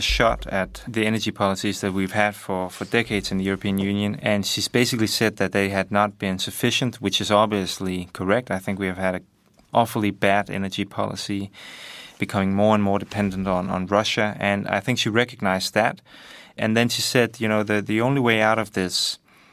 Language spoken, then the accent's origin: English; Denmark; I am a Danish